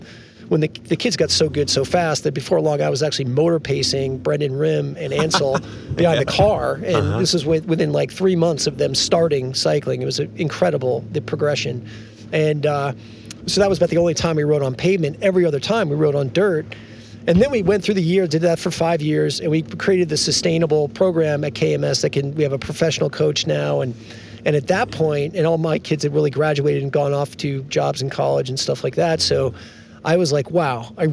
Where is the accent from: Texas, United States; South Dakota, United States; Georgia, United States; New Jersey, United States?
New Jersey, United States; born or raised there